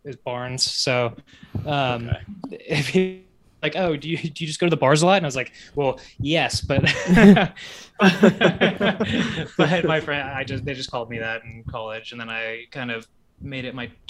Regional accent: Dallas, Texas, United States; I'm from Dallas

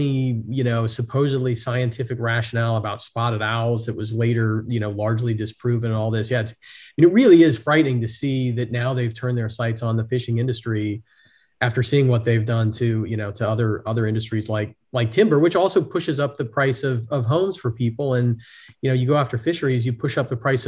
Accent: Puget Sound, Washington, United States; I grew up out on the Puget Sound in Washington State

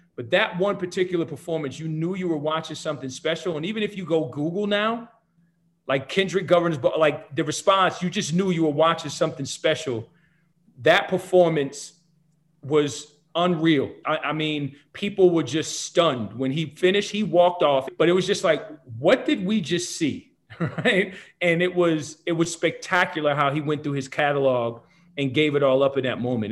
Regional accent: New Jersey, United States; moved away as an adult; now in San Diego, United States; born and raised in New Jersey

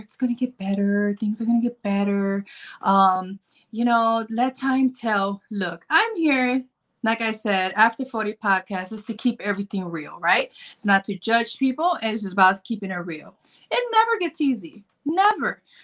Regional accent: Chicago, Illinois, United States; I'm from Chicago

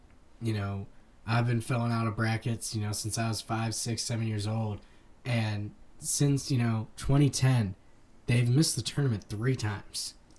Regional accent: Ohio, United States; growing up in Ohio, being around Miami, Ohio, and Bowling Green

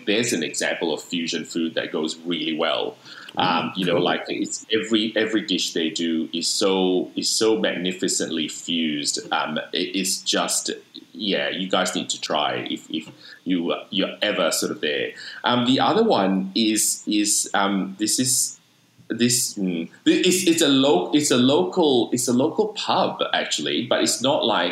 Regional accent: Sydney, New South Wales, Australia; now in Melbourne, Australia; I'm currently residing in Melbourne, but I'm from Sydney.

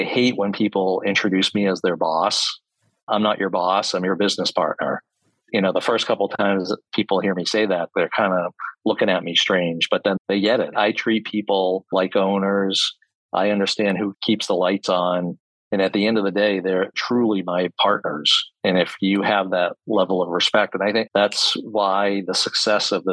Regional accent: Boston, Massachusetts, United States; now in Upstate New York, United States; I'm from Boston originally

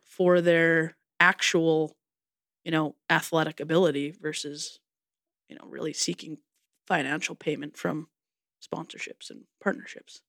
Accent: Canada; as a Canadian person

